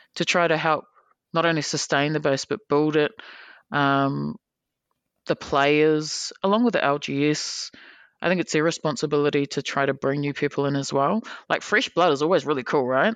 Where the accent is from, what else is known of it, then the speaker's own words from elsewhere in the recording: New Zealand; we're from New Zealand